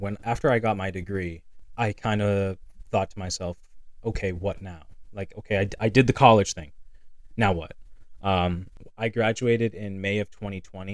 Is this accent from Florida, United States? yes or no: no; Lynn, Massachusetts, United States; moved away as an adult; now in Nashua, United States; we're from Lynn. There's Lynn Tech